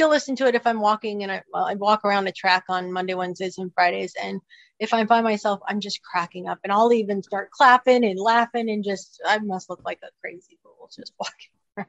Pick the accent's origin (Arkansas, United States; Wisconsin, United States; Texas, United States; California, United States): California, United States; Anaheim; also born or lived in Michigan; now in North Carolina, United States; I was born in Michigan and we moved to California when I was 2 years old. So I did my majority of growing up in Southern California. I lived in Anaheim.